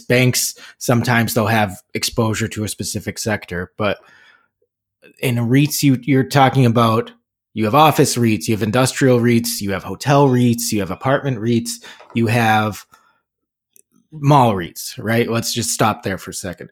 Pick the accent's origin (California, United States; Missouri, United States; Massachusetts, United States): Massachusetts, United States; Burlington; Burlington Mall, my hometown mall growing up